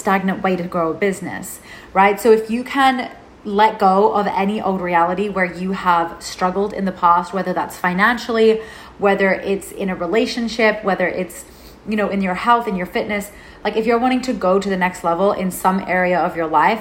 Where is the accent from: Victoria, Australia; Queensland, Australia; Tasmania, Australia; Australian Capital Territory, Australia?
Victoria, Australia; Melbourne; moved away as an adult; also born or lived in Byron Bay, New South Wales; I left my home state of Melbourne in Australia and I moved to Byron Bay in New South Wales.